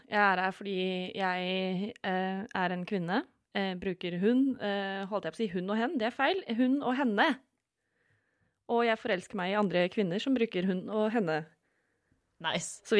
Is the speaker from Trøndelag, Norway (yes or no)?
no; Vestfold, Norway; Jeg er fra Vestfold.